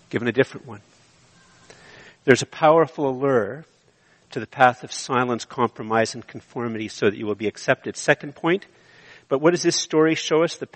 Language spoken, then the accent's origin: English; Canada; I am so Canadian